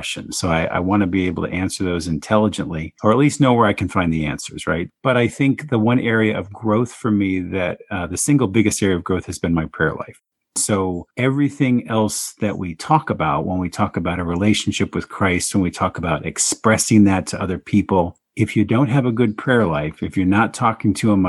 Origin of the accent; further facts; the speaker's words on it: Phoenix, Arizona, United States; moved away; my hometown of Phoenix, Arizona